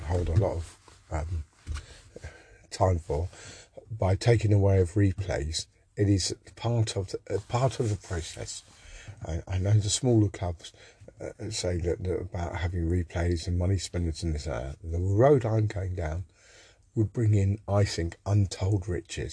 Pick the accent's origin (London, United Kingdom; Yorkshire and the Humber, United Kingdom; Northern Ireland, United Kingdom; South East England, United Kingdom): South East England, United Kingdom; Woking; I come from Woking